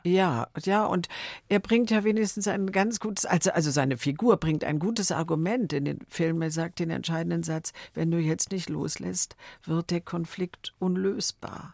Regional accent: Berlin, Germany; also born or lived in Wrocław (Breslau), Poland; ich bin 44 geboren in Breslau und ich war ein Jahr alt, meine Schwester war zwei Jahre alt und wir sind dann geflüchtet aus Breslau in letzter Minute nach Berlin

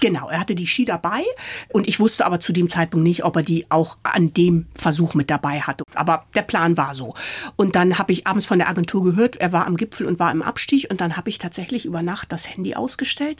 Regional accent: Ahrensburg, Schleswig-Holstein, Germany; moved away as an adult; also born or lived in Hamburg / Munich; Meine Kindheit habe ich auf dem Plattenland bei Hamburg verbracht

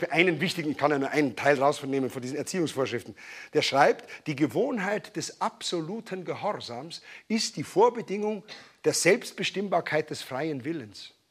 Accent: Bavaria, Germany; Das kennt man als Bayer, wenn man in Hamburg in ein Büro kommt und sagt Grüß Gott, dann sagen die gleich, ja, grüßen äh, Sie ihn schön, wenn Sie ihn sehen.

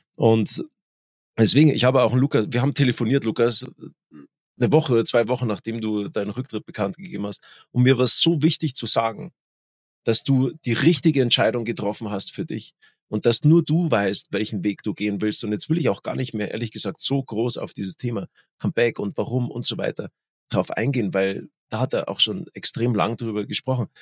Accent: Germany; Bei uns in Deutschland

